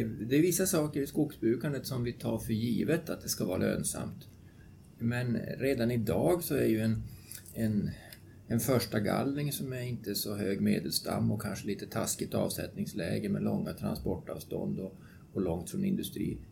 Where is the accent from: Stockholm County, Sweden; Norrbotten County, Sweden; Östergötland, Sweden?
Norrbotten County, Sweden; Luleå; Jag bor utanför Luleå och är alltså född och uppvuxen där